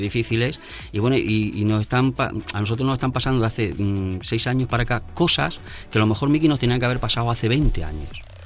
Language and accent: Spanish; Madrid, Community of Madrid, Spain; nosotros somos madrileños